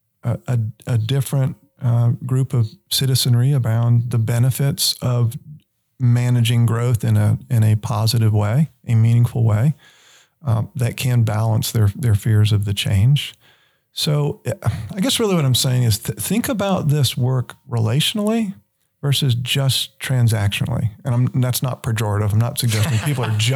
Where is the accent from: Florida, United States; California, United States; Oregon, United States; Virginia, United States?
Florida, United States; Stuart; moved away; I grew up in South Florida